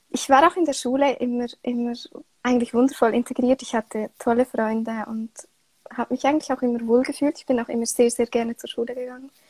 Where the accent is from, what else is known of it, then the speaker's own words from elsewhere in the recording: Switzerland; Wie man hört, äh, komme ich aus der Schweiz. Und ich bin aktuell 29 Jahre alt.